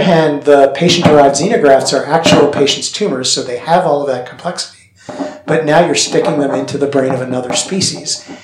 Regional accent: Canada; moved away; I grew up in Canada, and so the weather here is familiar

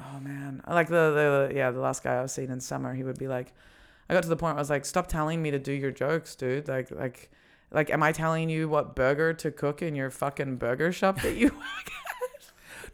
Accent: Australia; moved away as an adult; now in Berlin, Germany; we're both Australian

